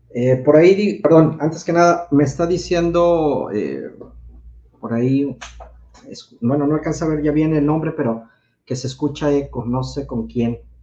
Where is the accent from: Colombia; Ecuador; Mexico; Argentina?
Mexico; Mexico City; soy originario del Distrito Federal, ahora México